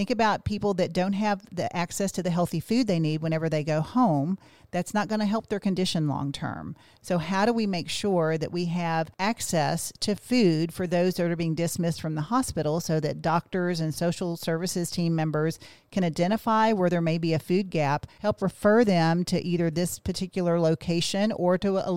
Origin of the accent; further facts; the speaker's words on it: Kentucky, United States; Well, I grew up in Western Kentucky, and my family was much like many families.